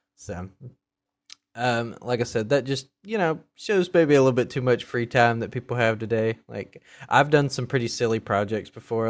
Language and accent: English; the South, United States; I grew up in the South